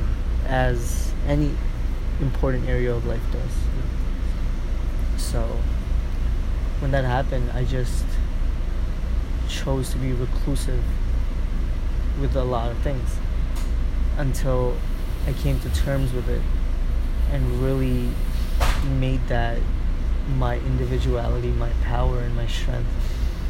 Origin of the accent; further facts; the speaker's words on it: New York City, New York, United States; also born or lived in Rajasthan, India / Thailand; I came to New York City in 2004, where in Queens I grew up.